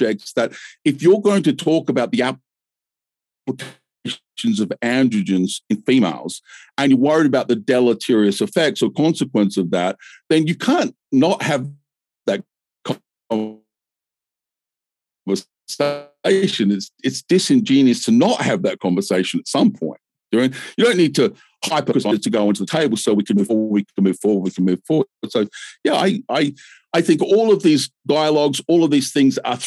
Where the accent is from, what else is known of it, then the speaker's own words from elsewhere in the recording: Australia; I'm Australian